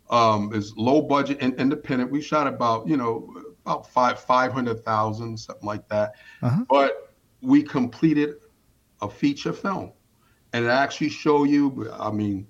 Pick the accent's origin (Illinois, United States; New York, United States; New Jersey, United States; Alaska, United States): New York, United States; New York City; now in Pennsylvania, United States; I'm in Pennsylvania, but I'm originally from New York City